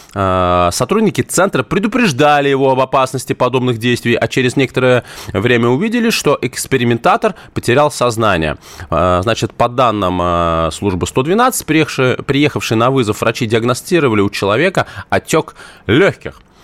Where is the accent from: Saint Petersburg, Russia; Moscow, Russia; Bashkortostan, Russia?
Moscow, Russia; Я коренной москвич